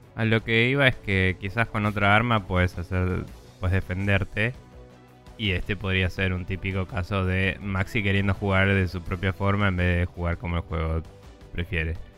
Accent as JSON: {"language": "Spanish", "town": "Bahía Blanca", "region": "Buenos Aires Province", "country": "Argentina", "moved": "yes", "said": "yo también soy de Bahía Blanca, Yupi. Em, y como la mayoría de la gente que conozco de Bahía Blanca, me fui ahí muy de pendejo y no quiero volver"}